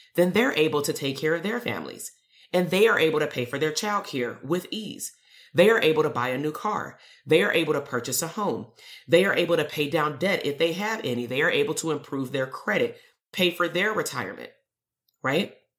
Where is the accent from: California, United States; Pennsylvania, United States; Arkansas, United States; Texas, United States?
California, United States; Compton; I'm from Compton. I'm from the hood too.